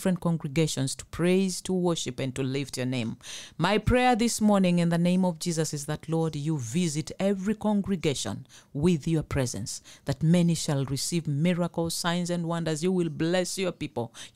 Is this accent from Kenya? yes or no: yes; Mombasa, Mombasa County, Kenya; I come from Mombasa